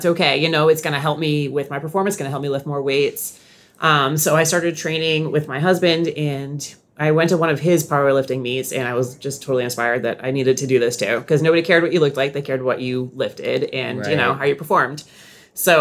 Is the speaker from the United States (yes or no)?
yes; Nashua, New Hampshire, United States; moved away as an adult; also born or lived in Seacoast, New Hampshire; now in Sarasota, United States; I grew up in Nashua